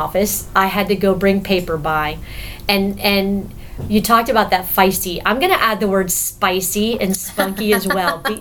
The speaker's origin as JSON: {"language": "English", "town": "Miami", "region": "Florida", "country": "United States", "tie": "born or raised there", "moved": "yes", "said": "I'm from Miami, so I grew up with all the Cubans down in Miami"}